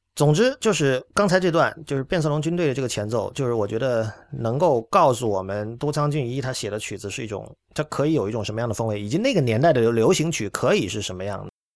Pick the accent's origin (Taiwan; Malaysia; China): China; 作为中国人